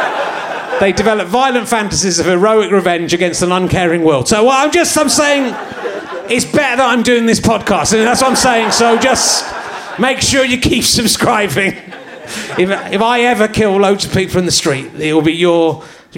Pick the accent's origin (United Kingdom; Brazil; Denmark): United Kingdom; England; accent: English; I'm speaking in my English accent